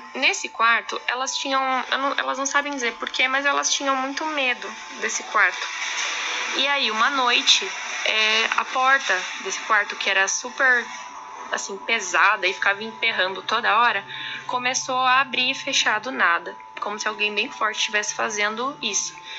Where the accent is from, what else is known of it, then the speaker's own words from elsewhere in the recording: São Paulo, Brazil; moved away as an adult; now in Araçatuba, Brazil; E eu sou de São Paulo, mas moro em Aracatuba faz uns anos já